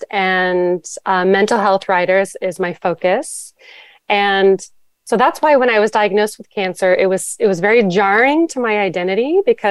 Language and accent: English; Los Angeles, California, United States; also born or lived in Maui; now in San Francisco, United States; I live in California. I'm currently in San Francisco. I previously lived on Maui, which was really amazing, and then but grew up in Los Angeles.